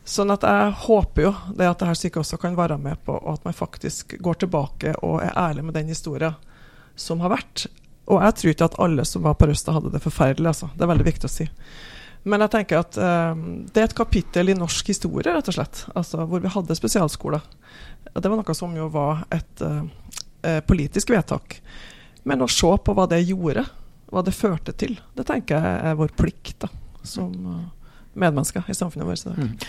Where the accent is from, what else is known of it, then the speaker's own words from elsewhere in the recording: Namsos, Trøndelag, Norway; Jeg kommer fra Namsos